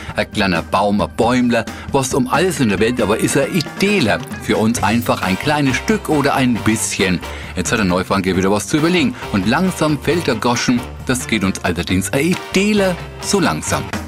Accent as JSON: {"language": "German", "region": "Franconia", "country": "Germany", "accent": "Franconian", "said": "unserem Dialekt"}